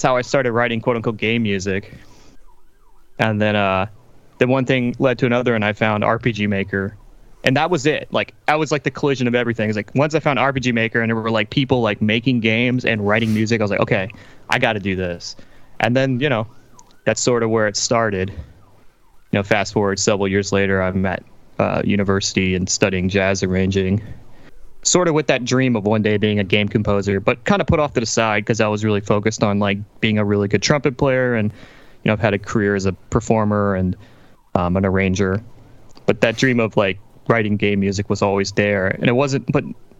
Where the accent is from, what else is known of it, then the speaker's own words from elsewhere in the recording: Louisiana, United States; I grew up in Louisiana, southern United States, in the kind of the Cajun part of the state.